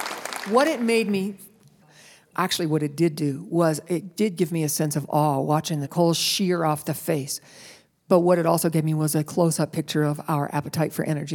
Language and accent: English; West Virginia, United States; I grew up in West Virginia, and both my parents grew up in coal camps.